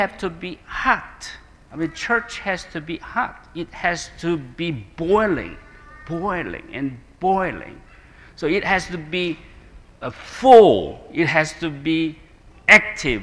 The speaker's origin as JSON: {"language": "English", "country": "South Korea", "said": "I'm coming from Korean culture"}